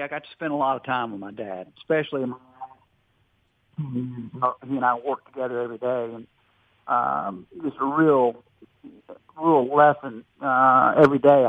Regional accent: Louisiana, United States; I am from Louisiana, and I'm a Louisianian, and I love our state

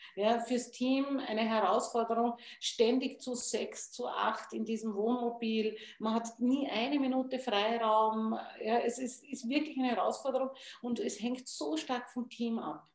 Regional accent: Wachau, Lower Austria, Austria; bei uns in der Wachau

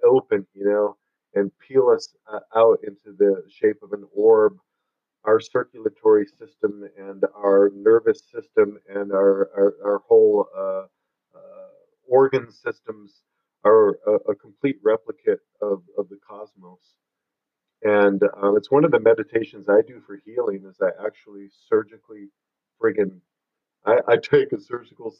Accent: Michigan, United States; moved away as an adult; now in Sedona, United States; I was raised in Michigan.

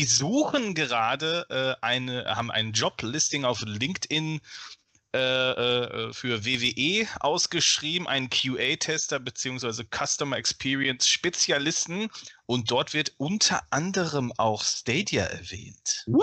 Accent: Ruhr area, North Rhine-Westphalia, Germany; ich komme aus dem Ruhrgebiet

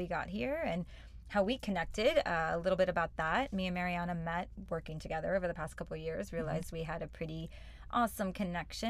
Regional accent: St. Louis, Missouri, United States; moved away as an adult; also born or lived in Venice, Los Angeles, California; now in Los Angeles, United States; I was born and raised in Missouri, St. Louis

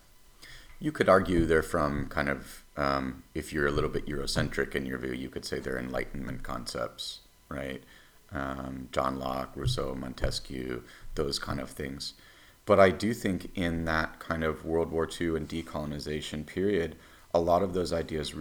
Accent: United States; my country

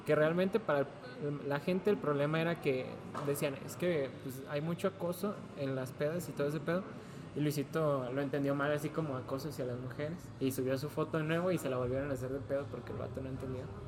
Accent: Mexico

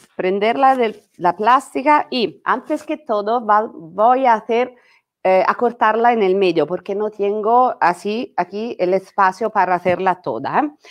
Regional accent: Italy; Spanish is a second language; also born or lived in Rome; soy italiana

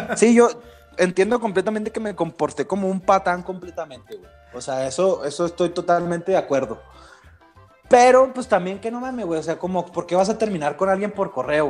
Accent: Mexico; yo no soy americano, o sea, yo soy mexicano

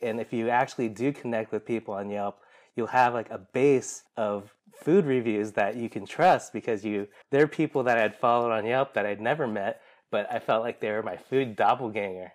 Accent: Seattle, Washington, United States; We grew up here in Seattle

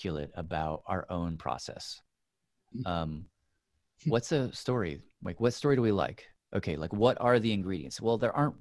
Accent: Tennessee, United States; moved away; I grew up in Tennessee

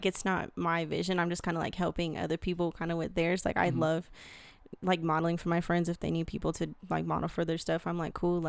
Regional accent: Colorado, United States; I'm from Colorado. Just recently graduated from CSU.

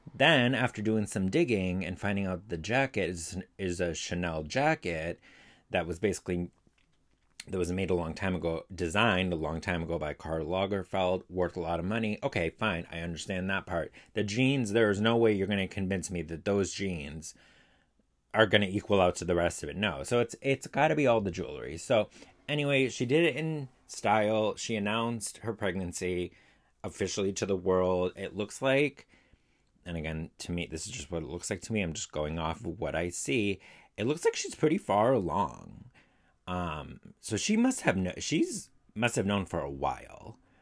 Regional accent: Massachusetts, United States; I'm from Massachusetts

